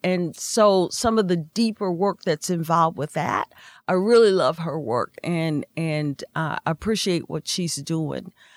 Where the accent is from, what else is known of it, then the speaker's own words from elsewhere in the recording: Indiana, United States; we're from Indiana